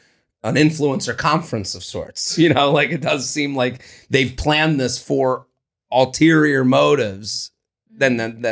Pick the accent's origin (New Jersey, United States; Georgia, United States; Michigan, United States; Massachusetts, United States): Massachusetts, United States; Boston; My parents live in Boca now, and like Publix, and I'm from Boston